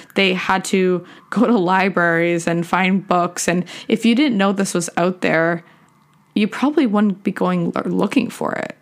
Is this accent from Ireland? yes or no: no; Canada; also born or lived in Michigan, United States; I was born in Michigan in the U S, and I have dual citizenship in U S and Canada. My parents were living there for work, and I moved back to Canada when I was, like, seven.